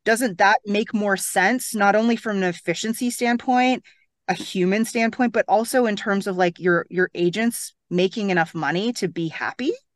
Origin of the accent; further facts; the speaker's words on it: Toronto, Ontario, Canada; moved away as an adult; now in Bahamas; I'm from Toronto